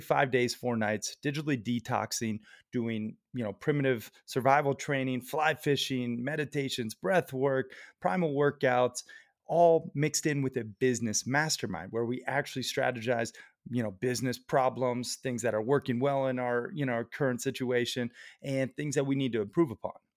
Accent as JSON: {"language": "English", "town": "Red Lodge", "region": "Montana", "country": "United States", "tie": "born or raised there", "said": "My hometown of Red Lodge"}